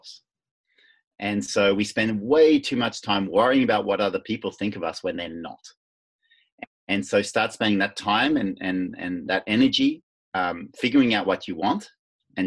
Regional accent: Netherlands; now I'm from Holland

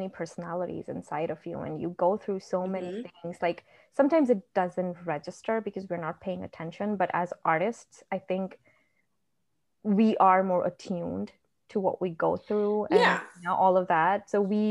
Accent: India; now in United States; I grew up in India. So I'm an Indian. I grew up in India.

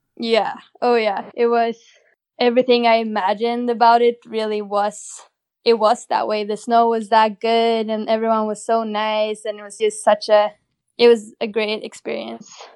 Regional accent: Åre, Jämtland, Sweden; I grew up in a little ski town in northern Sweden

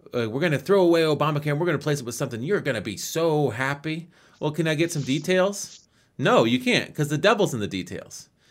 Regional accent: United States; I'm an American.

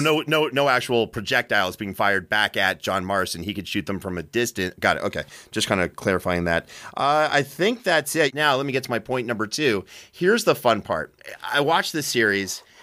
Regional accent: Canada; now in United States; I'm a Canadian immigrant to this great country

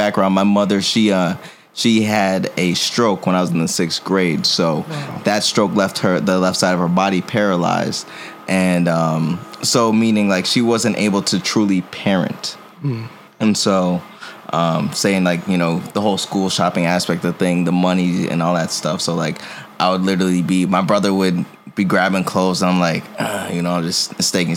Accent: Lowell, Massachusetts, United States; also born or lived in New York City; now in Buffalo, United States; I'm originally from Lowell, Mass. In simple terms, a city that's like 20-30 minutes outside of Boston

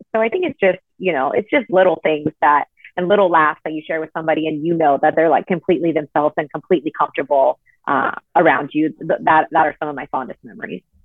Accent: Southern California, United States; growing up in Southern California

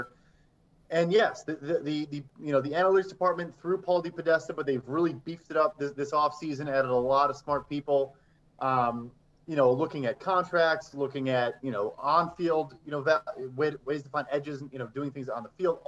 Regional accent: Chicago, Illinois, United States; I'm from Chicago.

